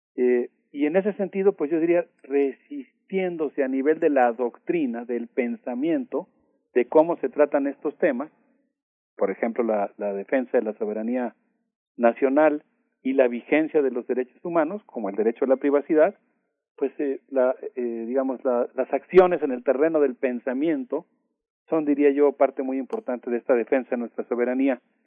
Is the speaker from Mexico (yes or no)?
yes; Mexico; nosotros como mexicanos